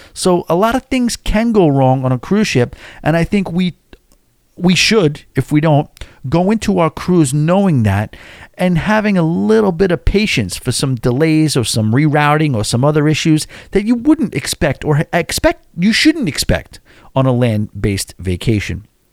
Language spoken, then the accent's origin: English; New York City, New York, United States; I'm from New York City